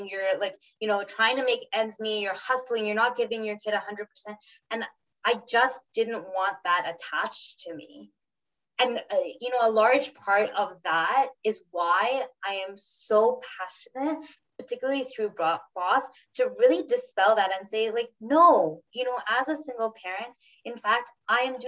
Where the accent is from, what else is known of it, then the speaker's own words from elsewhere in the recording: Trinidad & Tobago; now in Canada; we're Trinidadian, we live here in Canada